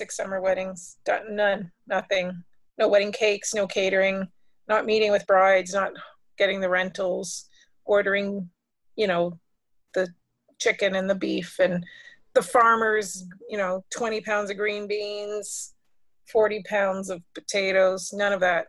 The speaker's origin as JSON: {"language": "English", "town": "Ottawa", "region": "Ontario", "country": "Canada", "tie": "born or raised there", "also_born_or_lived": "Vankleek Hill / Detroit", "said": "But my first city was Ottawa. Then after that, a small town near Quebec called Vanklick Hill. And then Detroit."}